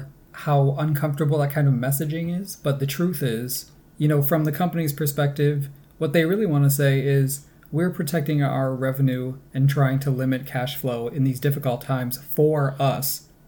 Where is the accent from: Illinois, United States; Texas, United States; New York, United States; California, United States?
New York, United States; accent: Great Lakes; now in Canada; One thing I noticed also is that my Great Lakes accent was a lot stronger back then, by which I mean those hard O's, like in dollar and socks.